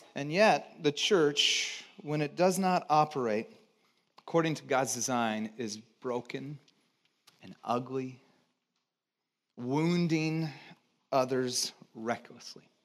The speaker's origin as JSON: {"language": "English", "town": "Santa Cruz", "region": "California", "country": "United States", "tie": "born or raised there", "also_born_or_lived": "Texas / Georgia", "said": "I was born in Texas, grew up in Santa Cruz, and did a few years in Georgia"}